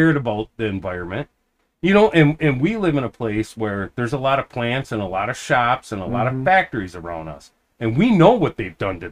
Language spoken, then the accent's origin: English; United States; I'm just an American